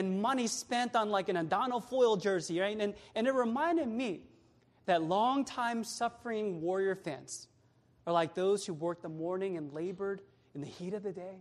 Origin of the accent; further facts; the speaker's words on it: Sacramento, California, United States; now in Bay Area, United States; I'm from Sactown, born and raised there